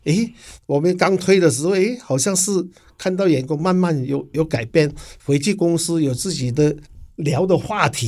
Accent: Hong Kong; now in Taiwan; 是的，我是八十二年哈从香港过来台湾哈，在台湾已经打拼了三十年。

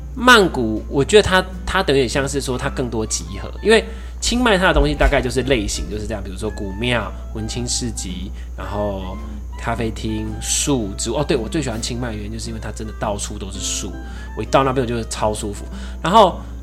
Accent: Taiwan; 你真的会很以自己身为台湾人为荣

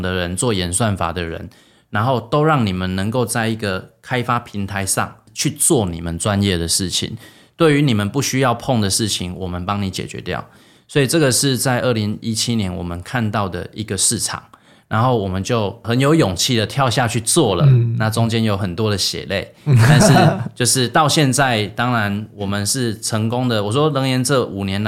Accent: Taiwan; moved away as an adult; also born or lived in United States; 因为我是台湾人啊。所以我想要回来啊！

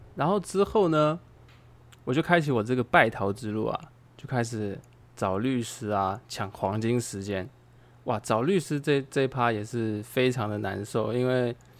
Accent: Taiwan; also born or lived in China; 其实我们台湾人在外面

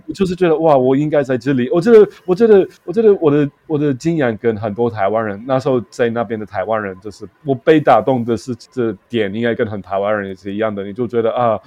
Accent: London, United Kingdom; Chinese is a second language; moved away as an adult; also born or lived in South Korea / Qingdao, China; now in Taiwan; 我就是在东伦敦长大了，然后我就是真的是非常，呃，比较低层的，就是，就是家庭的

